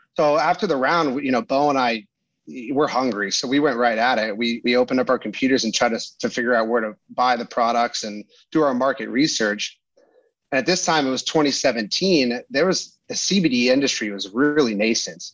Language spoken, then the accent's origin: English; Pasadena, California, United States; I grew up in Pasadena, California